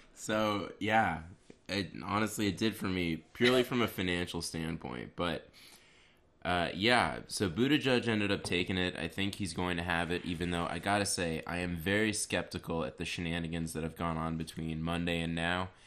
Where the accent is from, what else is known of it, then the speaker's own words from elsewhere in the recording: Canada; I'm Canadian